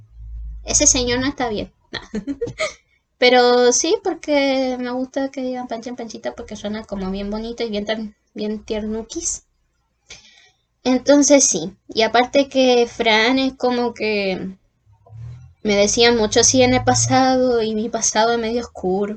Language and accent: Spanish; Hualpén, Biobío, Chile; nací en Concepción, en particularmente en Walpen